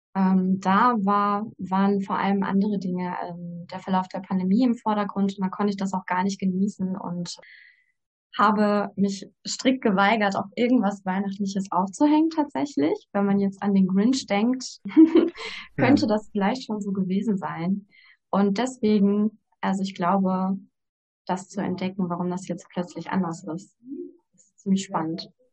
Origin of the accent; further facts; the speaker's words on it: Ruhr area, North Rhine-Westphalia, Germany; Ich komme aus dem Ruhrgebiet, bin 26 Jahre alt